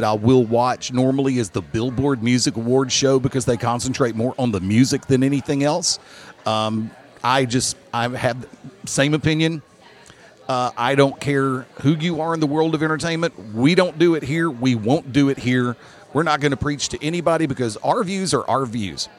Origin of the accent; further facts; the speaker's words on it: Alabama, United States; moved away; I have friends in my home state